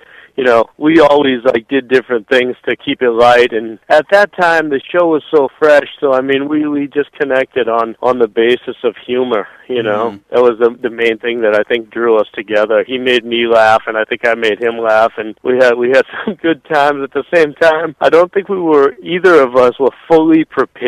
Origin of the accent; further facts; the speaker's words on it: Boston, Massachusetts, United States; I'm from Boston.